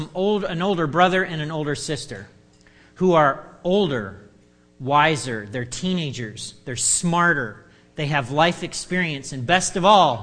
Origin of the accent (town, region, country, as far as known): United States